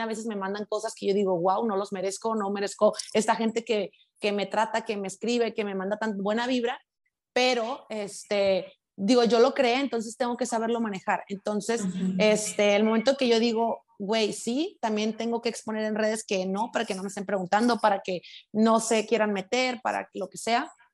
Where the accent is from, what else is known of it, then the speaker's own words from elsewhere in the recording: Los Mochis, Sinaloa, Mexico; accent: sinaloense; also born or lived in Sonora; now in Guadalajara, Mexico; viví cuatro años en Sonora, pero soy de Sinaloa